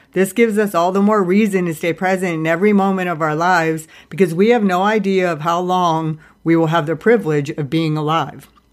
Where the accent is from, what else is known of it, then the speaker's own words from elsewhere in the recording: Ohio, United States; everybody who has died that I grew up with in Ohio